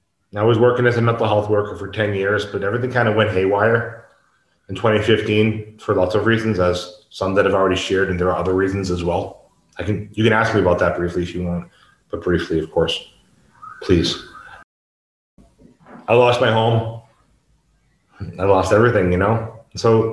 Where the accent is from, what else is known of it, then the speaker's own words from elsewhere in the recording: United States; moved away as an adult; now in Mexico; I couldn't return to the United States